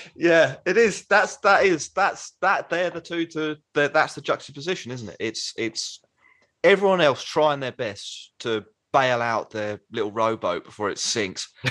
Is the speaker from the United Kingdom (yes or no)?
yes; England, United Kingdom; we're from England